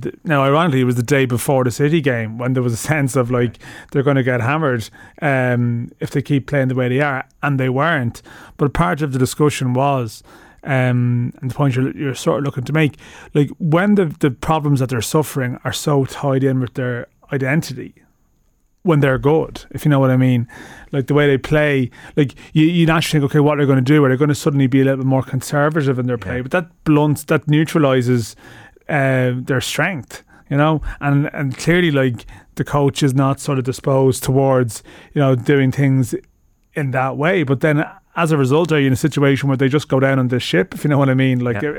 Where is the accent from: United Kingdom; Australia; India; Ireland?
Ireland; as an Irish person